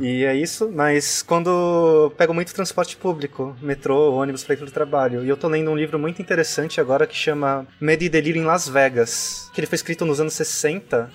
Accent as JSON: {"language": "Portuguese", "region": "São Paulo", "country": "Brazil", "tie": "born or raised there", "said": "eu sou de São Paulo também, cresci, vivi em São uhum. Paulo a uhum. minha vida toda"}